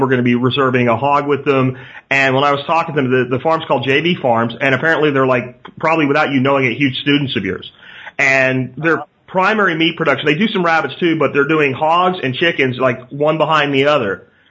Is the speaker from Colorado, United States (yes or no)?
no; Pennsylvania, United States; born or raised there